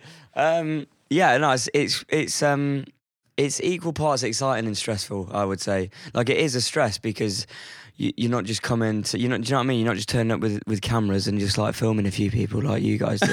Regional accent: Chesterfield, East Midlands, United Kingdom; moved away as an adult; now in London, United Kingdom; I'm from the Midlands, so I'm from a, a town called Chesterfield, which is um, it's near Sheffield

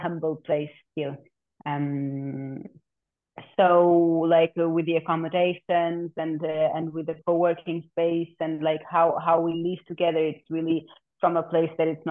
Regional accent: Portugal; I also grew up, I'm born and raised in Portugal. I consider myself Portuguese

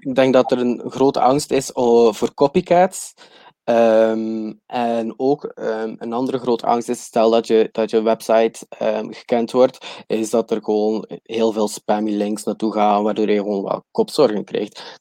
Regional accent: West Flanders, Belgium; accent: West Flemish; moved away as an adult; now in Chiang Mai, Thailand; Ik kom oorspronkelijk uit België en uit eh, West-Vlaanderen, dus eh, excuses voor mijn accent.

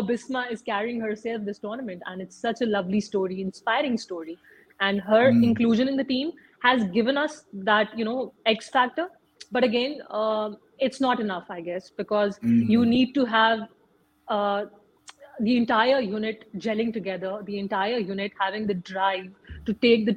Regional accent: Pakistan

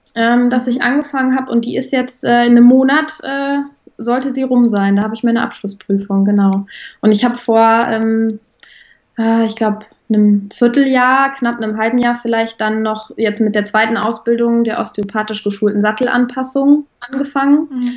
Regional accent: Bonn, North Rhine-Westphalia, Germany; ich komme aus Bonn

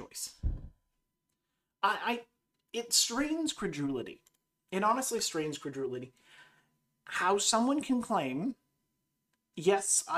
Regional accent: Canada; I grew up in Canada

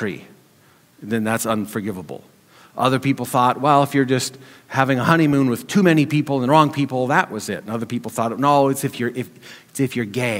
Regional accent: Montana, United States; Growing up in Montana, I surrounded by people in the community and in church.

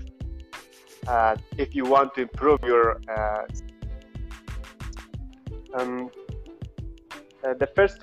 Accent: Afghanistan; English is a second language; now in Qom, Iran; I'm from Afghanistan, but now I am in Qom city, Iran.

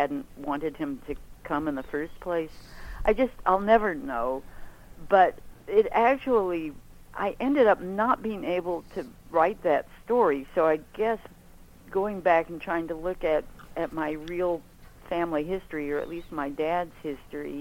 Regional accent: Lawrence, Kansas, United States; moved away as an adult; now in Chicago, United States; I grew up in eastern Kansas and came to Chicago as a young adult.

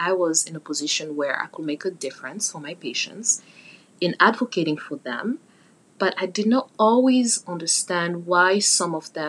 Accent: Cameroon; moved away; also born or lived in Pittsburgh, United States; Cameroon, my home country

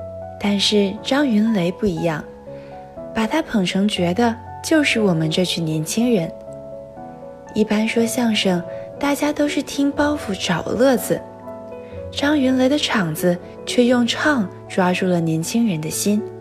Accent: Suzhou, Jiangsu, China; moved away as an adult; now in Nanjing, China; 来自苏州。我在南京大学，距离我的家乡二百二十四公里。

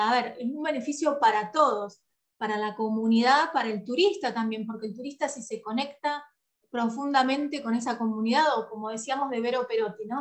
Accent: San Pedro, Buenos Aires Province, Argentina; yo soy de San Pedro, nací en San Pedro

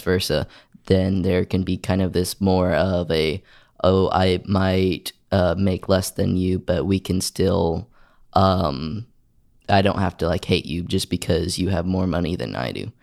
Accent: Oklahoma, United States; I'm from Oklahoma, and I like to show my Oklahoma pride.

